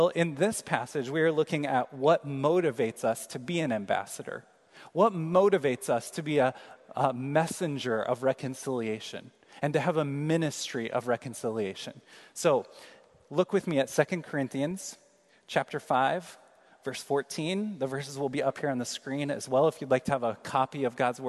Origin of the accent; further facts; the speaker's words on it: Kansas City, United States; moved away; I'm from Kansas City.